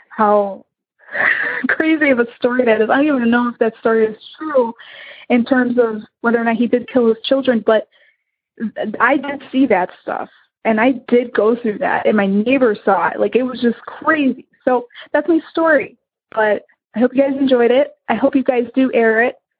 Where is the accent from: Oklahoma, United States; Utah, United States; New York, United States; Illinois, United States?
Illinois, United States; I am from Illinois